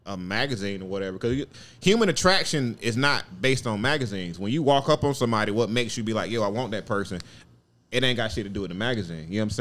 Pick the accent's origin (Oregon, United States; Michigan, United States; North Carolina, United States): North Carolina, United States; Durham; I'm from Durham.